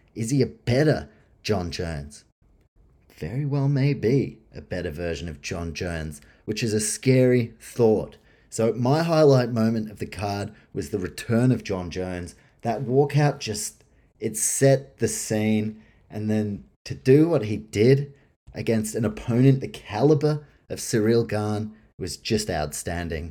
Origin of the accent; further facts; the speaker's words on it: Australia; as an Australian